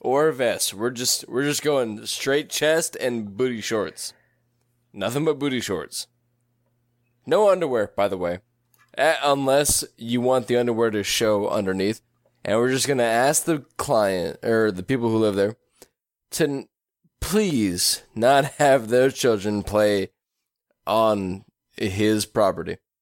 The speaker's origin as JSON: {"language": "English", "town": "Tracy", "region": "California", "country": "United States", "tie": "born or raised there", "said": "we grew up in Tracy."}